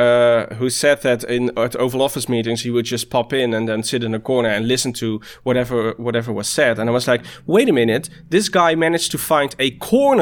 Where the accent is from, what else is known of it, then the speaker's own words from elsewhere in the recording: the South, southern Netherlands, Netherlands; I'm from the South and we never did Sint Maarten